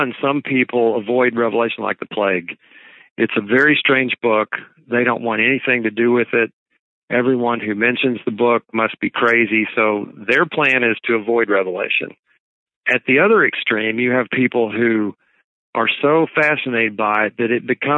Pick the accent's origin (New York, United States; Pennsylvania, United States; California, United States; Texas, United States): Texas, United States; Dallas-Fort Worth Metroplex; moved away; I grew up in the Dallas-Fort Worth Metroplex